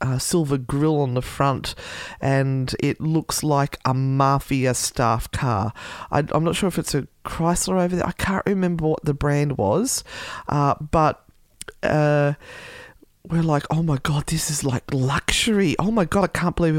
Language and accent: English; Australia; my being Australian